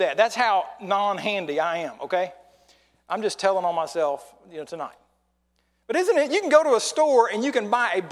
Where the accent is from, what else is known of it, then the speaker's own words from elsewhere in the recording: Oklahoma, United States; moved away; I'm from Oklahoma and we just were a decade or so behind